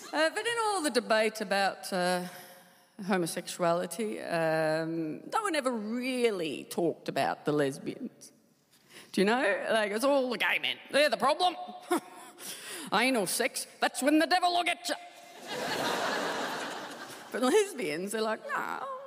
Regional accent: Tasmania, Australia; I, I, love Tasmania. I, I, loved, I loved uh, growing up there

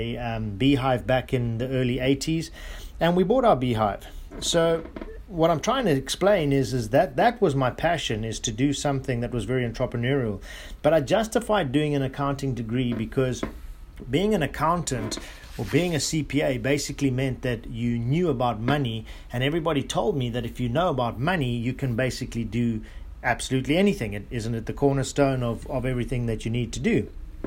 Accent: South Africa; I grew up in South Africa or Southern Africa. As you guys may know, that the bees that come from that part of the world are what we call killer bees, and extremely aggressive.

